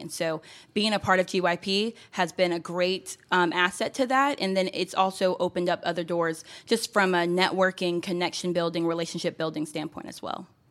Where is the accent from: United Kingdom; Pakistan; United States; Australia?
United States; Gwinnett County, Georgia; I grew up here in Gwinnett County, and so as a fellow Gwinnetian